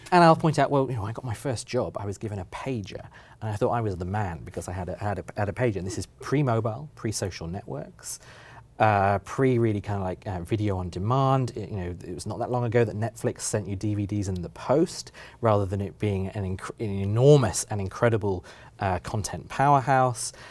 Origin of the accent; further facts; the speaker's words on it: United Kingdom; now in Oregon, United States; as a British person